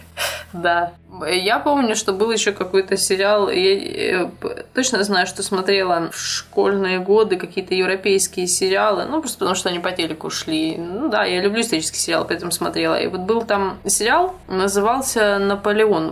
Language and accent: Russian; Ukraine; я училась и росла на Украине, а мы там не проходили историю России